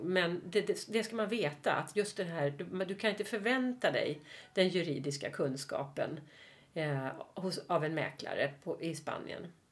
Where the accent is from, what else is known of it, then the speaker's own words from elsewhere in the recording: Stockholm, Stockholm County, Sweden; also born or lived in Mallorca; Vi är stockholmare